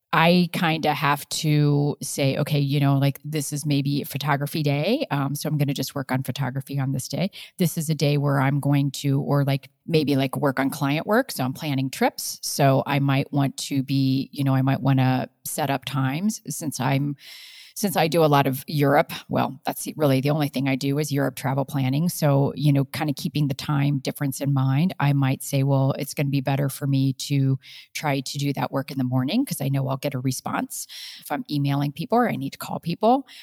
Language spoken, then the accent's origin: English; Midwest, Ohio, United States; moved away as an adult; now in Colorado, United States; I come from the Midwest